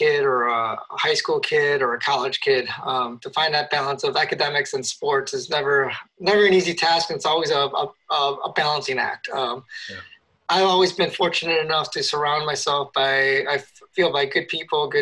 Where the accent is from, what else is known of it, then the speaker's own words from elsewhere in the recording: Chicago, Illinois, United States; moved away as an adult; also born or lived in Boulder, Colorado; Chicago, my hometown